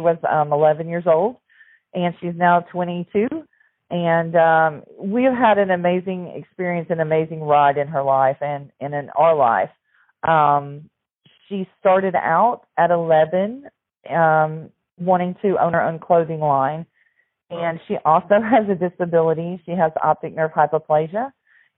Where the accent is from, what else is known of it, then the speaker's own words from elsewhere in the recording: Southern Illinois, United States; moved away as an adult; now in Tennessee, United States; I grew up in Southern Illinois